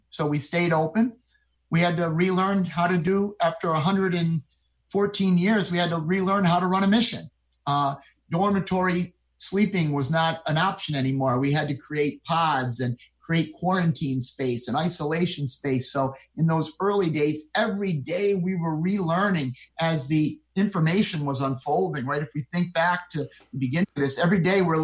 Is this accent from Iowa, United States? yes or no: no; Rotterdam, New York, United States; I grew up in Rotterdam, which is a town in Schenectady County.